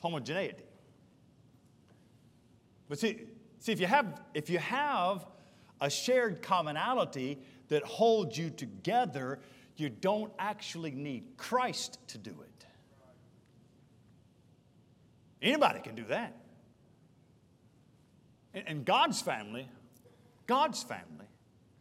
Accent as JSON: {"language": "English", "town": "Charlotte", "region": "North Carolina", "country": "United States", "tie": "born or raised there", "said": "I grew up in East Charlotte off Albemarle Road, Burnham Woods and in Mint Hill"}